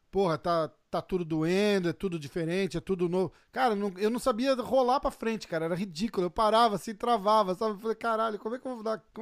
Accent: Brazil; a gente é do Brasil

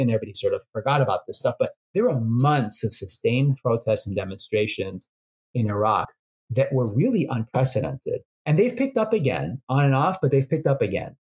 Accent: New Orleans, Louisiana, United States; also born or lived in Houston, Texas; now in Washington, D.C., United States; I was born in New Orleans and between New Orleans and Houston, spent most of my life down on the Gulf Coast

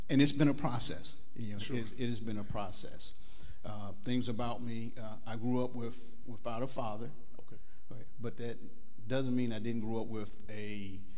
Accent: Mansfield, Ohio, United States; moved away as an adult; I grew up in Mansfield, Ohio, and um, I came I came here about 30 years ago. Okay, I, I actually can say I grew up uh, in a church.

